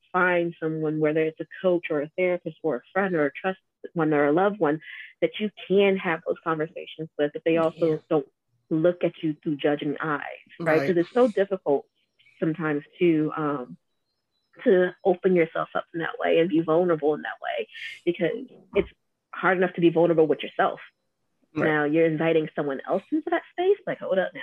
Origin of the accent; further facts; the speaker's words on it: Georgia, United States; also born or lived in Atlanta; I was born and raised in Georgia